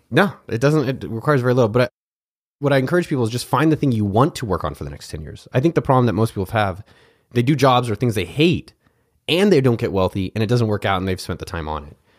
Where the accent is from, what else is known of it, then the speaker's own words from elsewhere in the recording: Cupertino, California, United States; also born or lived in Pennsylvania; grew up in Cupertino, California, where I'm from